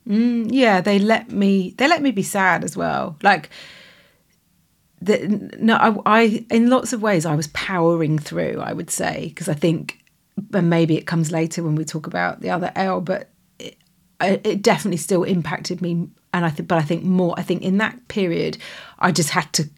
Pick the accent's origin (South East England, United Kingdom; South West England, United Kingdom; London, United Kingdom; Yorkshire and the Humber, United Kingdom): South West England, United Kingdom; Stroud; we're from Stroud in Gloucestershire